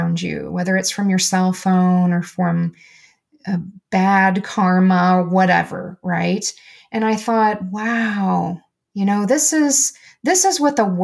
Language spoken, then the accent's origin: English; United States; I'm an American